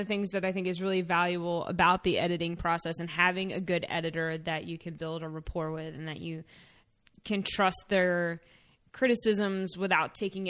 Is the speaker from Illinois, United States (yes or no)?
no; Salisbury, Maryland, United States; I mean, being a local, I mean, I was born and raised outside of Salisbury.